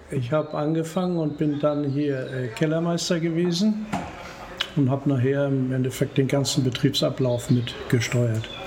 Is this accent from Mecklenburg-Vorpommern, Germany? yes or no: yes; Rostock, Mecklenburg-Vorpommern, Germany; ich bin also normalerweise bin ich äh, Mecklenburger, also ich bin Rostocker.